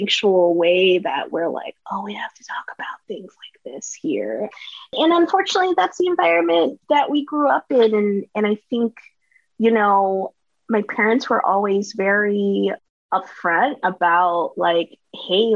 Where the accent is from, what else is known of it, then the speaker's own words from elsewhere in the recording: Katy, Texas, United States; now in New York City, United States; I was born and raised in a western suburb outside of Houston. That is Katy, Texas